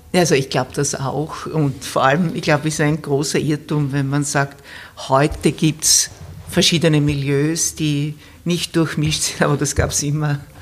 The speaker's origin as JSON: {"language": "German", "country": "Austria", "said": "bei uns in Österreich"}